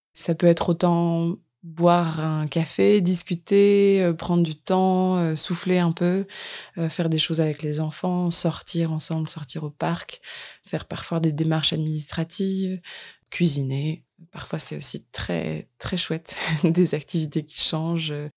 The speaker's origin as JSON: {"language": "French", "town": "Lille", "region": "Hauts-de-France", "country": "France", "moved": "yes", "said": "je viens de Lille, en France"}